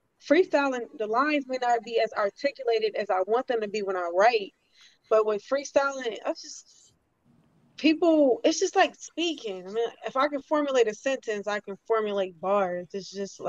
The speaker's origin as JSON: {"language": "English", "town": "Harvey", "region": "Illinois", "country": "United States", "tie": "born or raised there", "moved": "yes", "lives_now": "San Antonio, United States", "said": "I was born in Harvey, Illinois, like 15 minutes away from Chicago"}